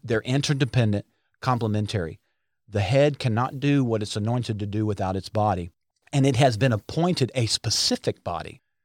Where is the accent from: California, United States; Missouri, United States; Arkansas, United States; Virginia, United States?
Arkansas, United States; we're from Arkansas.